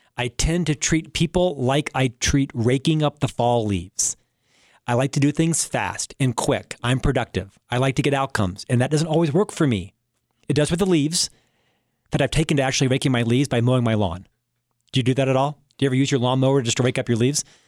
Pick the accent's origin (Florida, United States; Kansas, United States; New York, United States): Florida, United States; Orlando; moved away; I was born in Orlando, Florida, an upper middle class family